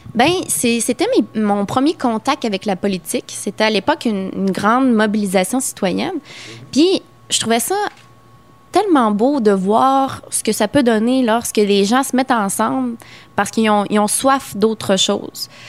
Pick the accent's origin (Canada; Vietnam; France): Canada; Quebec